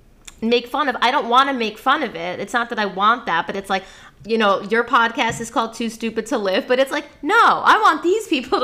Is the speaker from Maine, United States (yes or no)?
no; Great Neck, New York, United States; I grew up in Great Neck, where a lot of people are Persian, and so I feel like Sephardic culture and Persian culture in general was just like a really big part of my daily life.